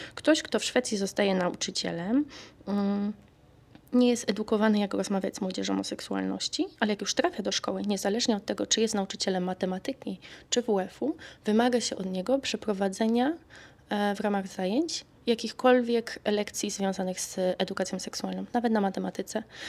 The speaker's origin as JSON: {"language": "Polish", "town": "Kraków", "region": "Lesser Poland", "country": "Poland", "tie": "born or raised there", "moved": "as an adult", "lives_now": "Stockholm, Sweden", "said": "ja się tam wychowałam, urodziłam i dorastałam"}